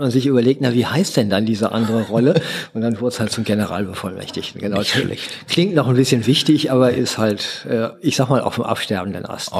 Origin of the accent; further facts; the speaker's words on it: Essen, North Rhine-Westphalia, Germany; also born or lived in Duisburg; now in Berlin, Germany; Ich bin in Essen geboren